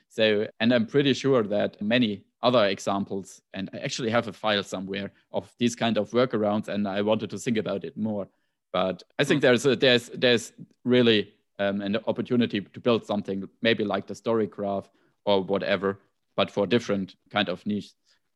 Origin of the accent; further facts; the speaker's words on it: Germany; accent: German; English is a second language; My German accent is this